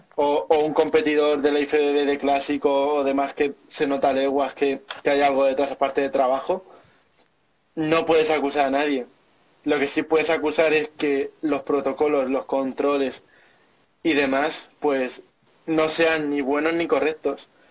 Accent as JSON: {"language": "Spanish", "town": "Albacete", "region": "Castilla-La Mancha", "country": "Spain", "tie": "born or raised there", "said": "mi ciudad natal de Albacete"}